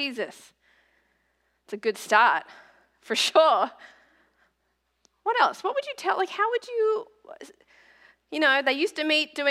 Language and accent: English; Australia; moved away as an adult; now in United States; its Australia and Oceania headquarters in my hometown